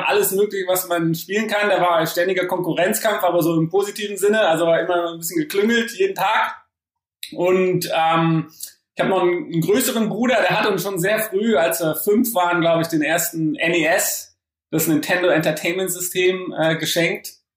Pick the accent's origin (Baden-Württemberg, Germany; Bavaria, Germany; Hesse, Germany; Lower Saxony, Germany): Hesse, Germany; Frankfurt; also born or lived in Oldenburg; Ich bin geboren in Oldenburg und ähm, meine Familie kommt aus Berlin, also eher so aus dem Norden. Und ähm, ja, bin aber dann in Frankfurt okay. Äh, später groß geworden